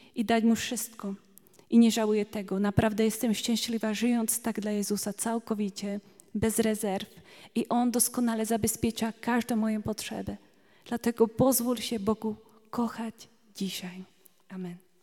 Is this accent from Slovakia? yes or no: yes; Slovakia; Polish is a second language; now in Poland; Trochę inaczej mówię, bo jestem Słowaczką tutaj